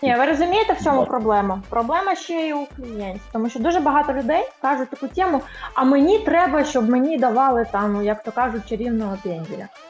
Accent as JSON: {"language": "Ukrainian", "town": "Odesa", "region": "Odesa Oblast", "country": "Ukraine", "tie": "born or raised there", "said": "Я народилася виросла в Одесі"}